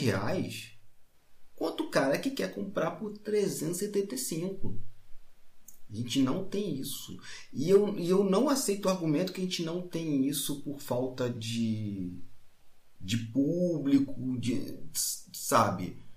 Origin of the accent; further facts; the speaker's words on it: Magé, Rio de Janeiro, Brazil; minha cidade tem 275 mil habitantes. Magé, Rio de Janeiro